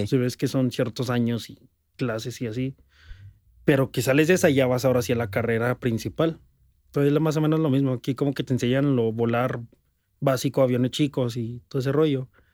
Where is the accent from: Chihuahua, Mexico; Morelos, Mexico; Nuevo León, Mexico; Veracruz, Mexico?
Chihuahua, Mexico; Ciudad Juárez; yo soy de Juárez